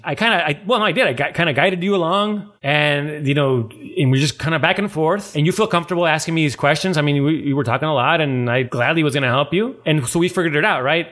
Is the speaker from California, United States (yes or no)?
yes; San Diego, California, United States; moved away; I'm from San Diego and my family lives down there